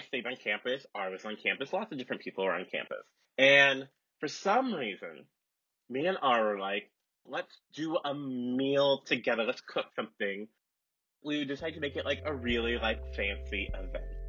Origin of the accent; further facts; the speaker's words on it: Seattle, Washington, United States; moved away as an adult; also born or lived in Minnesota; I'm from Seattle